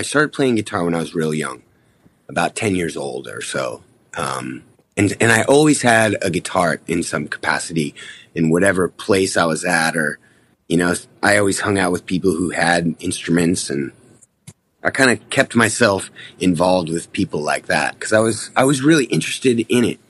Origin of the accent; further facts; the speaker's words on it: Seattle, Washington, United States; I'm from Seattle